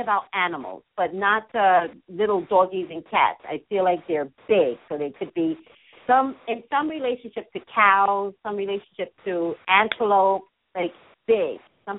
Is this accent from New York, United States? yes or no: yes; East Coast, New York, United States; now in California, United States; I'm from the East Coast, and in New York